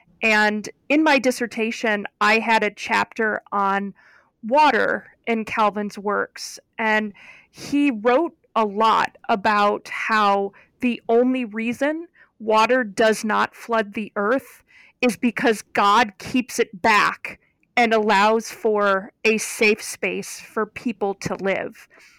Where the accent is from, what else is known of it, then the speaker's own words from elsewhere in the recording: Ohio, United States; I am from Northeastern Ohio, And I grew up about 3 miles from Lake Erie, so one of the Great Lakes.